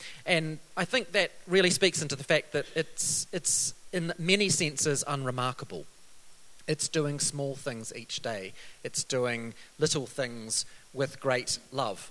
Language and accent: English; New Zealand; coming from a country like New Zealand